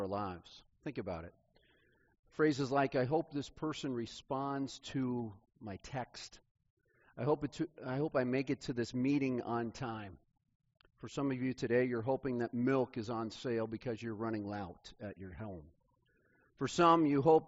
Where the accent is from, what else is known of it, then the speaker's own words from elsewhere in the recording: Kansas City, United States; I grew up in Kansas City